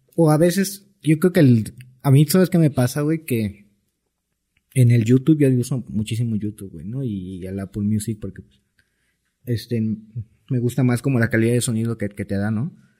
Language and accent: Spanish; Cancún, Quintana Roo, Mexico; soy de Cancún